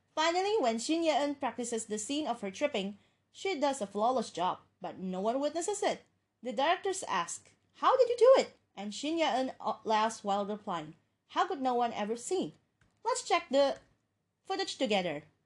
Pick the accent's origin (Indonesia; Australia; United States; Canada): Indonesia; my hometown, which is Indonesia.